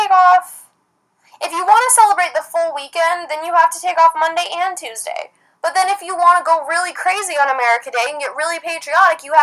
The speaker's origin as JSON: {"language": "English", "region": "Idaho", "country": "United States", "tie": "born or raised there", "said": "growing up in Idaho"}